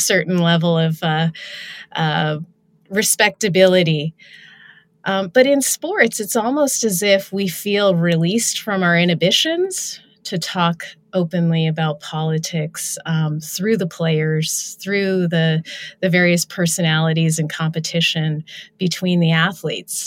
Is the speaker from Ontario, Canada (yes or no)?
yes; Ontario, Canada; moved away as an adult; also born or lived in Buffalo, New York; I was from Ontario.